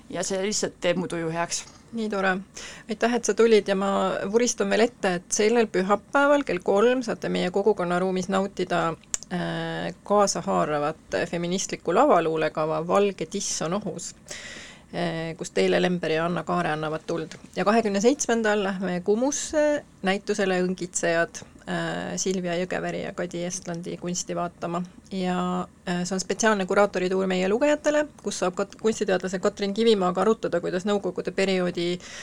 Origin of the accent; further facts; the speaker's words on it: Tallinn, Harju County, Estonia; täitsa tallinlane, aga pool venelane